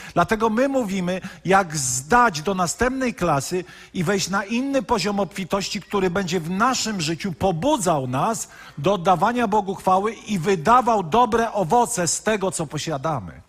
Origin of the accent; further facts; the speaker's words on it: Poland; wychowaliśmy się w katolickim kraju